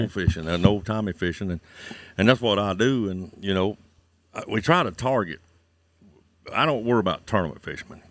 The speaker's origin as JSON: {"language": "English", "area": "Santee Cooper", "region": "South Carolina", "country": "United States", "tie": "born or raised there", "said": "I was born and raised here on Santee Cooper."}